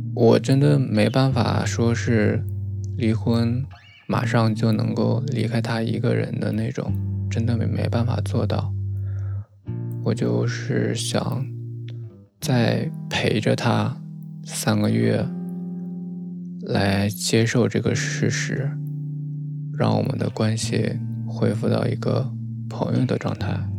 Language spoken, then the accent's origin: Chinese; Northeast China, China; 我是东北的嘛，那边民风也是比较彪悍